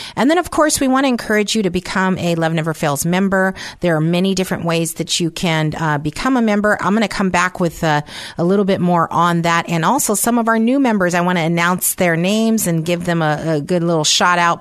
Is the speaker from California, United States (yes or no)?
yes; San Francisco, California, United States; moved away; I was raised in San Francisco